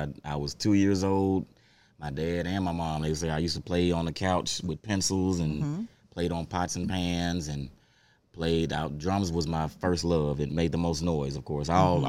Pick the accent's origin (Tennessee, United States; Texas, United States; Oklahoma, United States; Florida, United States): Tennessee, United States; Memphis; I was born in Memphis.